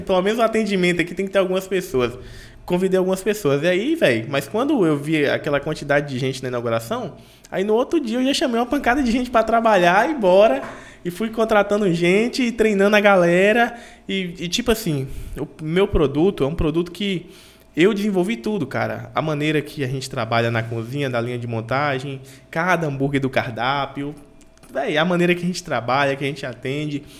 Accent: Teixeira de Freitas, Bahia, Brazil; sou daqui de Teixeira de Freitas, da Bahia

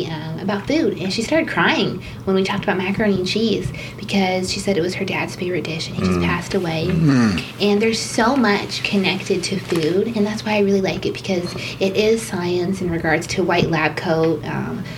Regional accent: Tucson, Arizona, United States; also born or lived in Bermuda; I definitely consider Arizona my home, definitely Tucsonian.

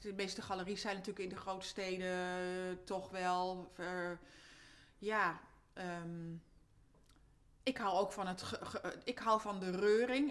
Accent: Amsterdam, North Holland, Netherlands; moved away as an adult; also born or lived in Gorinchem; now in Amersfoort, Netherlands; ik ben een am-, geboren en getogen Amsterdammer

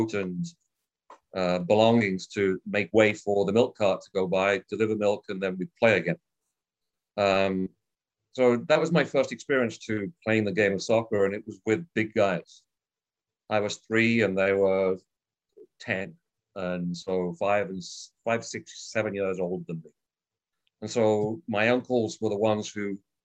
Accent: Birmingham, West Midlands, United Kingdom; also born or lived in Water Orton; I was born in England. At a place called Birmingham. It was a suburb of Birmingham. So I'm from what is sort of the Peaky Blinders area

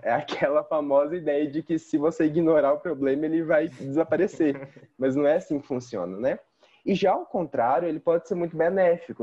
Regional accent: Belo Horizonte, Minas Gerais, Brazil; Eu sou daqui de Belo Horizonte mesmo

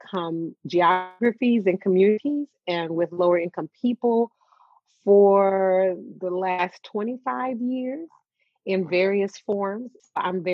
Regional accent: Oklahoma, United States; moved away; also born or lived in Wisconsin; I'm originally from Oklahoma

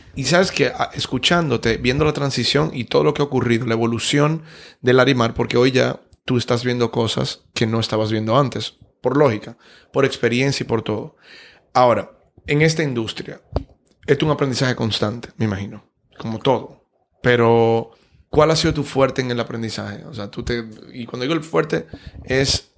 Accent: Dominican Republic

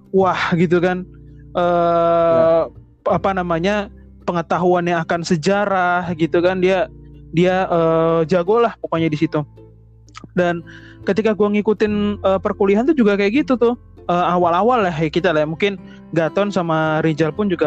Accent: Yogyakarta, Special Region of Yogyakarta, Indonesia; karena gue juga dari Jogja gitu kan ngelihat kampus biru tuh

